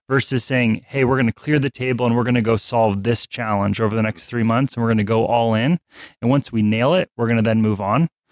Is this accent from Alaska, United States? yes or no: yes; Alaska, United States; I'm from Alaska.